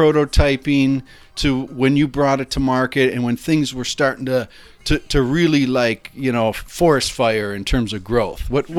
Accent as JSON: {"language": "English", "town": "Buffalo", "region": "New York", "country": "United States", "tie": "born or raised there", "said": "I was living in my hometown of Buffalo, New York"}